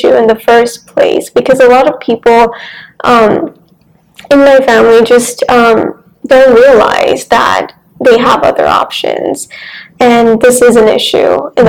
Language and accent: English; India; also born or lived in Surat, Gujarat, India; now in Austin, United States; My majority of my childhood was in India. So I was born in the city of Surat in Gujarat, India.